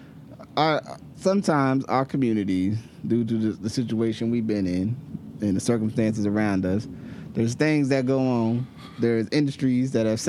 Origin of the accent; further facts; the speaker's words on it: New Jersey, United States; now in Oregon, United States; I grew up in New Jersey